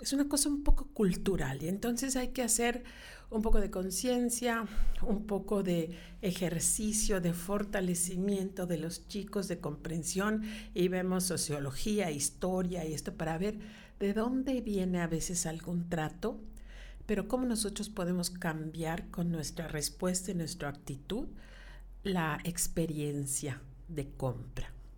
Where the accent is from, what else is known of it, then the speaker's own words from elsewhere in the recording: Yucatán, Mexico; yo soy bien yucateca